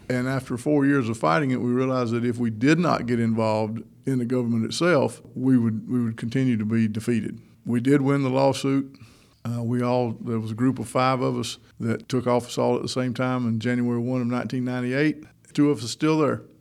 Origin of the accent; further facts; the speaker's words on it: Toccoa, Georgia, United States; also born or lived in Orlando, Florida / Jackson County, Georgia; I'm a native of Northeast Georgia. I grew up in Toccoa, up in Stevens County.